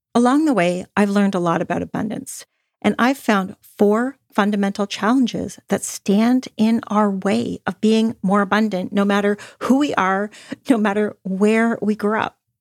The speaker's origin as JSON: {"language": "English", "town": "Toronto", "region": "Ontario", "country": "Canada", "tie": "born or raised there", "said": "I grew up in Toronto, Canada"}